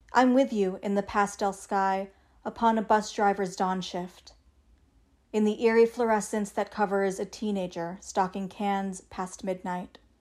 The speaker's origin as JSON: {"language": "English", "town": "Chicago", "region": "Illinois", "country": "United States", "tie": "born or raised there", "moved": "as an adult", "said": "the Chicago that I grew up"}